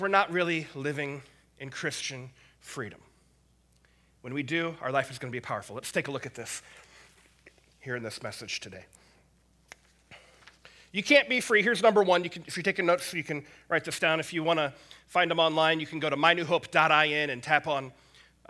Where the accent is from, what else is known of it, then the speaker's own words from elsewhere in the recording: United States; I'm an American. I'm proud to be an American